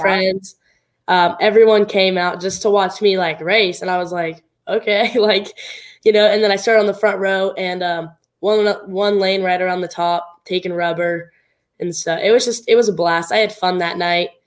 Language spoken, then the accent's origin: English; Southern Oregon, United States; it was at my hometown track. It was, uh, it was at actually out of the Southern Oregon Speedway.